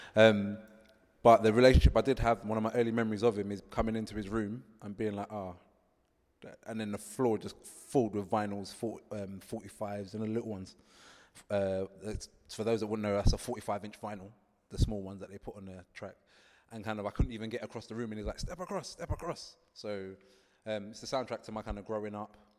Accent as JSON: {"language": "English", "region": "London", "country": "United Kingdom", "tie": "born or raised there", "said": "I'm a Rasta man, growing up in London, eh, from an Afro-Caribbean background"}